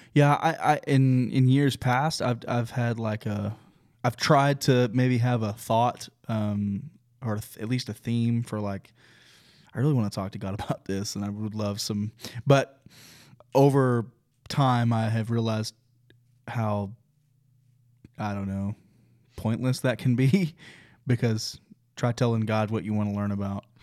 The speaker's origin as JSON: {"language": "English", "region": "Oklahoma", "country": "United States", "tie": "born or raised there", "moved": "yes", "lives_now": "Texas, United States", "said": "I grew up in Oklahoma"}